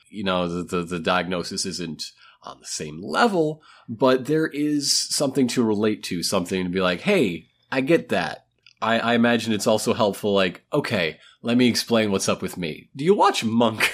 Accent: United States; We're American.

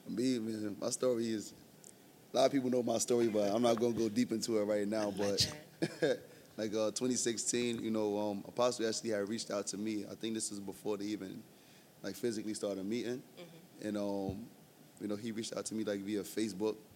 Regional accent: New York City, New York, United States; from Brooklyn, New York.

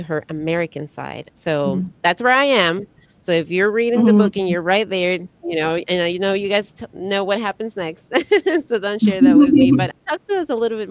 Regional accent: Ecuador; now in United States; I was born and raised in Ecuador, but I was raised to a Colombian mother

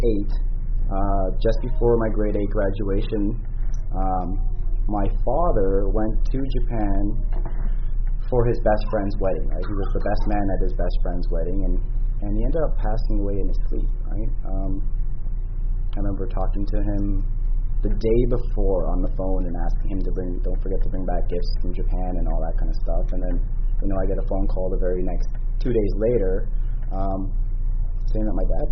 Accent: Toronto, Ontario, Canada; I was born and raised in Toronto

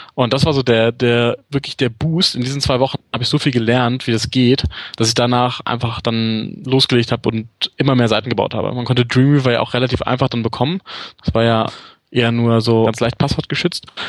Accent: Hanover, Lower Saxony, Germany; moved away as an adult; also born or lived in England; now in Munich, Germany; Bin In Hannover geboren und ja. Äh, war da bis ich nach dem Studium. Ja, also relativ lange. Mit der kleinen Pause, wo ich in England gelebt habe.

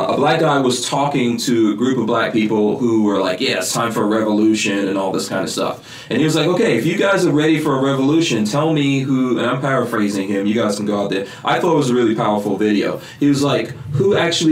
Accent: New York, United States; moved away; also born or lived in Guyana; when I came to America, I grew up in New York.

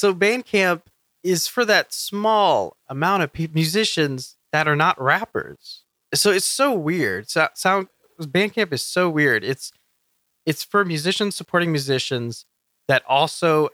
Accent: Texas, United States; we're from Texas, we're from Texas

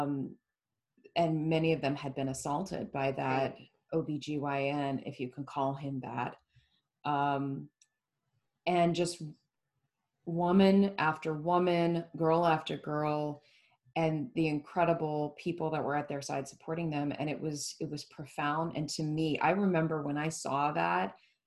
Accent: Florida, United States; growing up in Florida, where it was that way

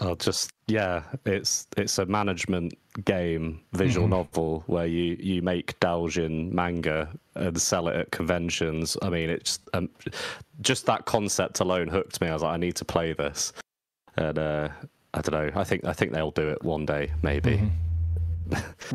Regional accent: England, United Kingdom; I'm English

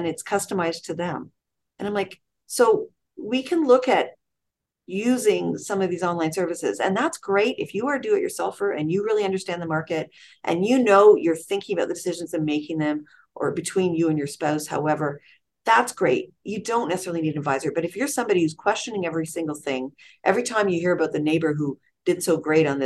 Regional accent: Toronto, Ontario, Canada; moved away as an adult; now in Richmond Hill, Canada; where I grew up in North York, Willowdale

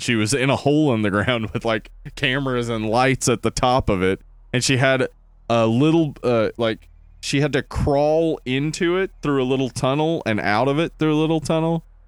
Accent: the South, United States; the accent, though, as Southerners

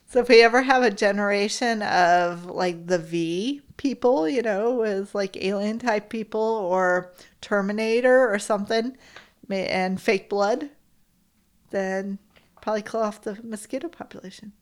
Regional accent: Florida, United States; growing up in Florida

